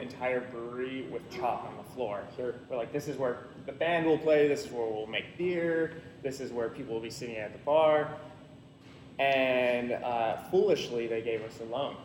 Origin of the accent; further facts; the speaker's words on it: Salem, Oregon, United States; I grew up here in Salem